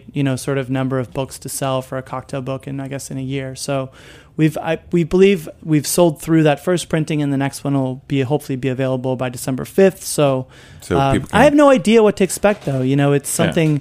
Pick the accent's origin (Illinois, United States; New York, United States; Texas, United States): Illinois, United States; Chicago; moved away; I grew up in Chicago listening to the Cubs